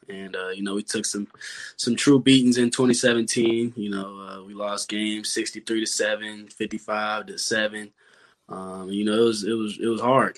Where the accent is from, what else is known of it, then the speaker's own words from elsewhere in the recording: Louisville, Kentucky, United States; it's my hometown. Grew up